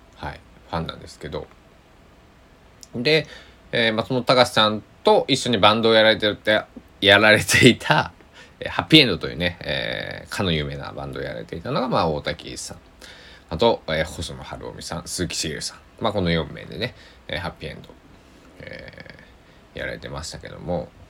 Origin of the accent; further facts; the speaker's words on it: Kochi, Japan; accent: Tosa dialect; 高知の土佐弁、僕の生まれふるさとの、えー、言葉で